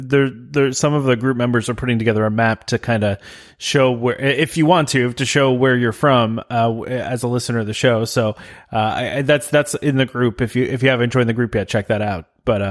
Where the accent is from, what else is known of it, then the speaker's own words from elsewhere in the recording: New Jersey, United States; we've mentioned, I guess, a bunch of times that we're from New Jersey.